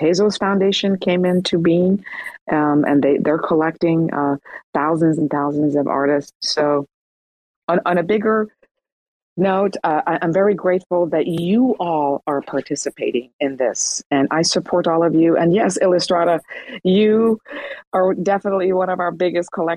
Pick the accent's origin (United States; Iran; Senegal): Iran; moved away; I'm from Iran